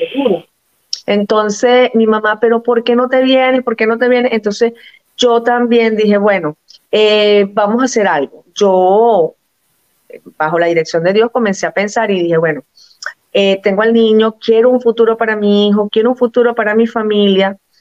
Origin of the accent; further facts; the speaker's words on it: Venezuela; moved away as an adult; also born or lived in Portugal; now in Cascais, Portugal; La única nacida en Venezuela soy yo